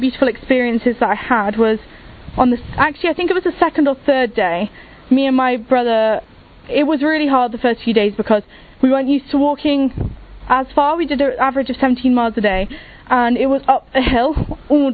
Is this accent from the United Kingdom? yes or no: yes; England, United Kingdom; I'm from England and I'm 20 years old